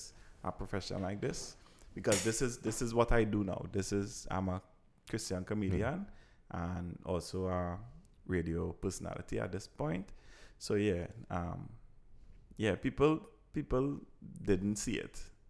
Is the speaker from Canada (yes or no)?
no; Trinidad & Tobago; I kind of grew up in a ghetto area. I grew up in Laramie.